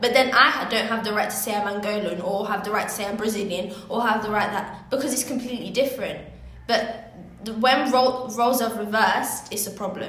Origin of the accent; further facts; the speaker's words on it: Kenya; if I'm saying I'm Kenyan, you, like, who are you to be telling me?